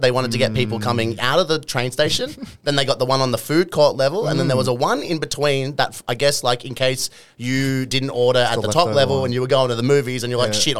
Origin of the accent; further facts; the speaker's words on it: Parramatta, New South Wales, Australia; also born or lived in Oatlands; I grew up in Parramatta, like in a heritage listed house, a beautiful little sandstone home. Mm. And then we moved to North Parramatta, where I spent like probably my childhood years. And then it was like Oatlands was more my teenage and then like mongrel years.